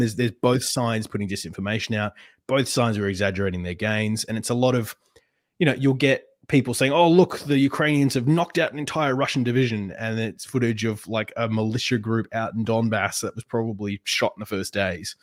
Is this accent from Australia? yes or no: yes; Perth, Western Australia, Australia; Perth, which is my hometown